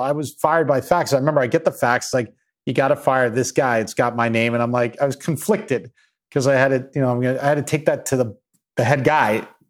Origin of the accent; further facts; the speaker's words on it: Babylon, New York, United States; Yeah, so I grew up in Long Island in a place called Babylon, and middle class family.